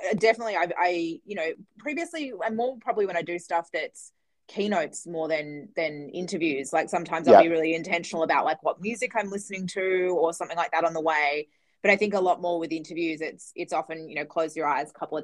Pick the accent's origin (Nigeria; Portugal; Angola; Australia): Australia; Perth, Western Australia; moved away as an adult; also born or lived in Denmark, Western Australia; now in Melbourne, Australia; I grew up in Western Australia in Perth